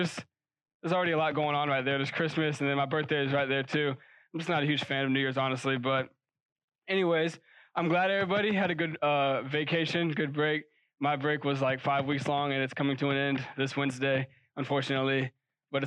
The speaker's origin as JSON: {"language": "English", "town": "Charleston", "region": "South Carolina", "country": "United States", "moved": "as an adult", "said": "I'm from Charleston"}